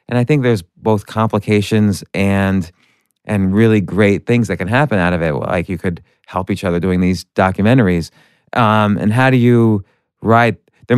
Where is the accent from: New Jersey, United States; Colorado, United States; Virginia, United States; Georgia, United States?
New Jersey, United States; I grew up in the New Jersey suburbs.